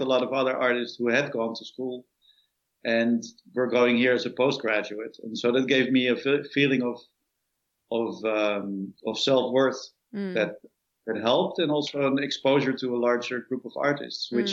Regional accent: Amsterdam, North Holland, Netherlands; moved away as an adult; now in New York, United States; I grew up in Amsterdam and had a nice adolescence there

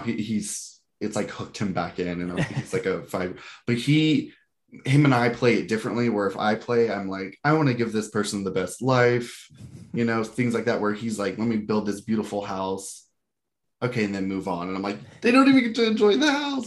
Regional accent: Georgia, United States; I grew up in Georgia

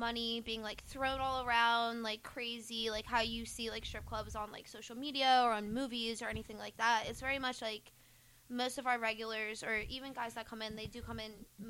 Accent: New Jersey, United States; I'm from Jersey. I still live in New Jersey currently.

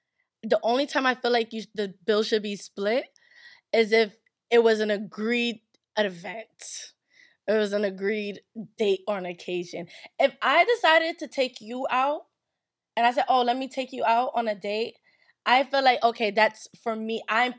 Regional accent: Nigeria; I'm Nigerian. If I don't have that, I think I'm going to have to, like, die.

